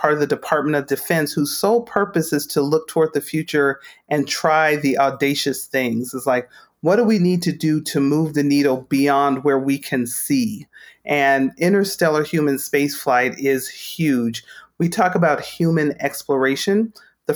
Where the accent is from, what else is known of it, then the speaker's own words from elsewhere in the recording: Las Cruces, New Mexico, United States; I grew up in Las Cruces, New Mexico, born and raised